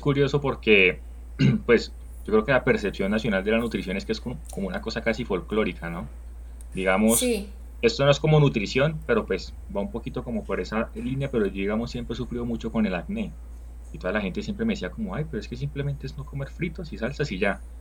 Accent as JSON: {"language": "Spanish", "town": "Barrancabermeja", "region": "Santander", "country": "Colombia", "moved": "yes", "lives_now": "Bogotá, Colombia", "said": "ambos venimos de Barranca"}